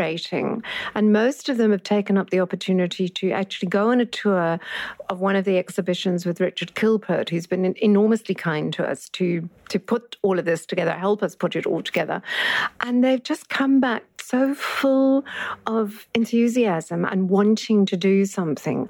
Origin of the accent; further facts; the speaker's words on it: Bloubergstrand, Western Cape, South Africa; I come from Bloberg